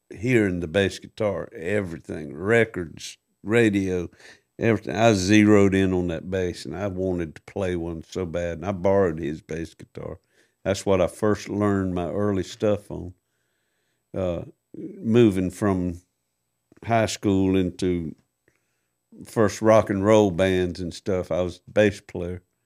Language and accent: English; Waycross, Georgia, United States; also born or lived in Tallahassee, Florida; I moved from Tallahassee, Florida, back home to Waycross